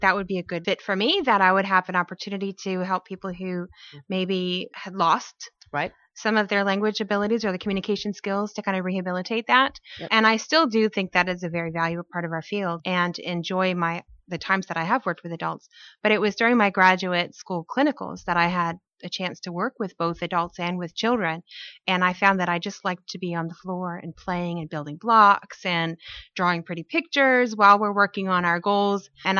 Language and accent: English; Fort Polk, Louisiana, United States; I grew up in Louisiana as an Army brat, Fort Polk